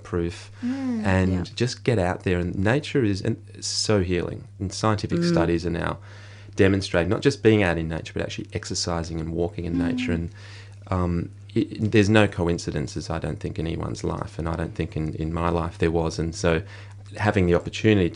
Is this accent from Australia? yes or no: yes; Australia; as a male growing up in the Australian society